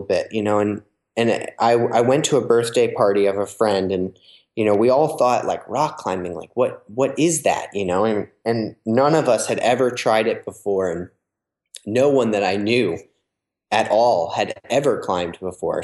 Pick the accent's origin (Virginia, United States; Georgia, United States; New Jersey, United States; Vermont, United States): New Jersey, United States; I grew up in New Jersey, which um, is on the East Coast